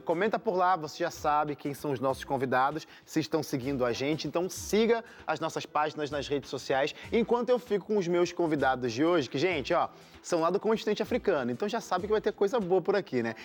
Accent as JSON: {"language": "Portuguese", "country": "Brazil", "said": "eu sou brasileiro"}